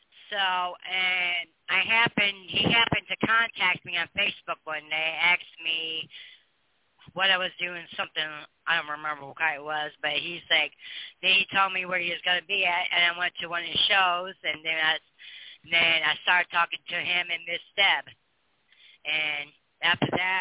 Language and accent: English; Toledo, Ohio, United States; I'm from Toledo, Ohio, actually